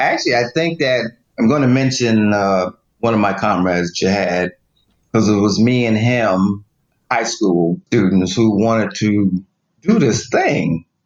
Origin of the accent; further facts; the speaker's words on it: Plainfield, New Jersey, United States; Well, Plainfield's a small town, New Jersey, but there was a demarcation. Clear demarcation where the Black community resided and the white, larger white community.